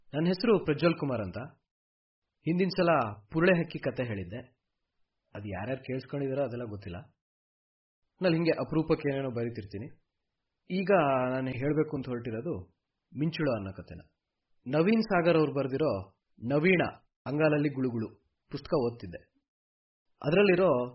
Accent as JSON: {"language": "Kannada", "area": "a village in Koppa taluk, Chikkamagaluru district", "region": "Karnataka", "country": "India", "tie": "born or raised there", "said": "ನಮ್ದು ಚಿಕ್ಕಮಗಳೂರು ಜಿಲ್ಲೆ ಕೊಪ್ಪ ತಾಲೂಕಲ್ಲಿರೋ ಒಂದು ಊರು"}